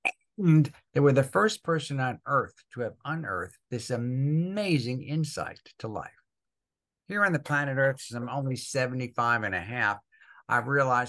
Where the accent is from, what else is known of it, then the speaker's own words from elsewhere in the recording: New Jersey, United States; I had the handicap of growing up in Northern New Jersey